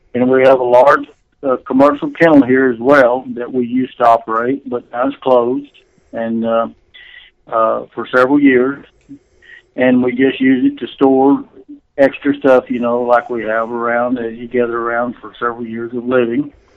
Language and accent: English; Burleson, Texas, United States; here in my hometown of Burleson